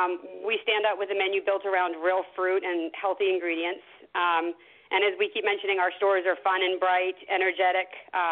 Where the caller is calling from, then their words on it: Scottsdale, Arizona, United States; I'm at the Kahala Brands headquarters in Scottsdale, Arizona.